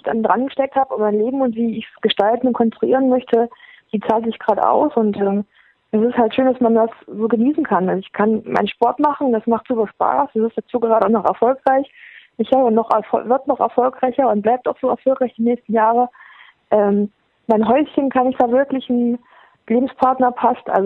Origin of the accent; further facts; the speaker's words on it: Thuringia, Germany; dass die Leute da sind, und mitfiebern und ähm, einen auch als Thüringer Athletin sehen